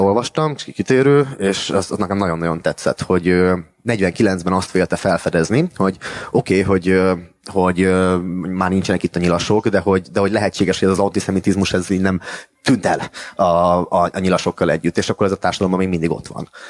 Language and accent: Hungarian; Miskolc, Borsod-Abaúj-Zemplén, Hungary; moved away as an adult; now in Budapest, Hungary; akivel együtt nőttünk fel uh, Miskolciában